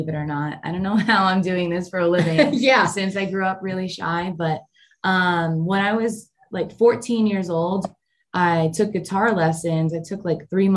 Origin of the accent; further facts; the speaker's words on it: New York City, New York, United States; moved away as an adult; also born or lived in Nashville, Tennessee; I grew up in Staten Island